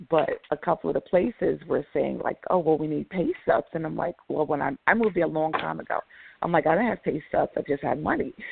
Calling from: New York, United States; New York.

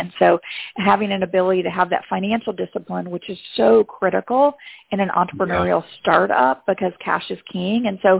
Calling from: Chicago, Illinois, United States; Chicagoland area, where we are co-located in Chicago

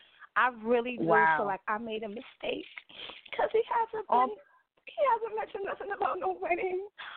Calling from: New York City, New York, United States; I'm calling from Queens, New York, Far Rockaway.

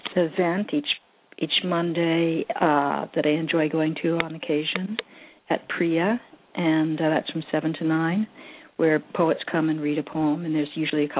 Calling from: Oakland, California, United States; I'm calling from Oakland.

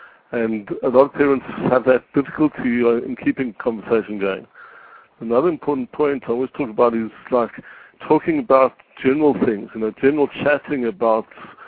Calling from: Israel; I'm calling from Israel

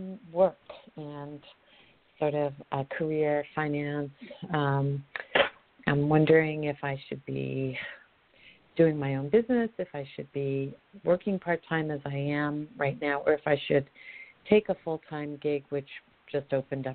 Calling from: Colorado, United States

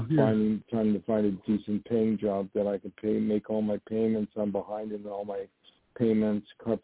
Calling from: New York, United States; Hi, this is … I'm calling from New York.

